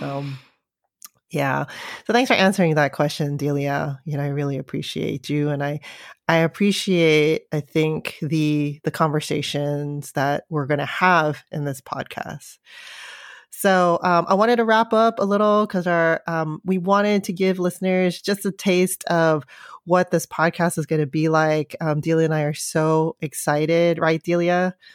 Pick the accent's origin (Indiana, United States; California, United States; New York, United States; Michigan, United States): California, United States; San Francisco; I grew up in San Francisco